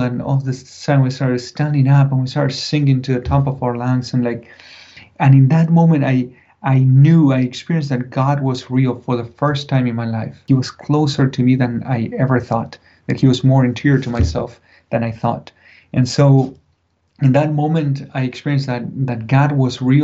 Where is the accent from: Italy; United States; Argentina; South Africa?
Argentina; Buenos Aires; moved away; I grew up in Buenos Aires, big city, 6 million people just in the city.